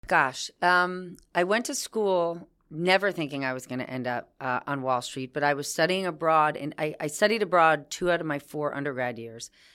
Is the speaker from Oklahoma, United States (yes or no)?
no; New Jersey, United States; I was from New Jersey.